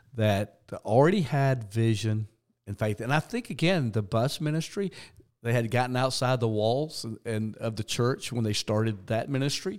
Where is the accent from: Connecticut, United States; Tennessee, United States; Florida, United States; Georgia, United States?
Georgia, United States; South; I grew up in church in South Georgia